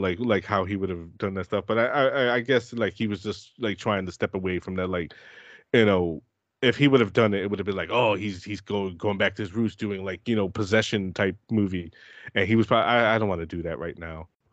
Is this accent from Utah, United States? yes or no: no; New York, United States; as a New Yorker